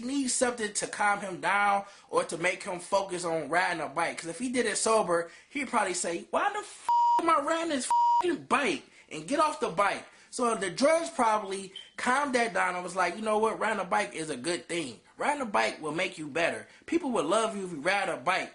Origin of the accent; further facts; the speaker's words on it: United States; I'm American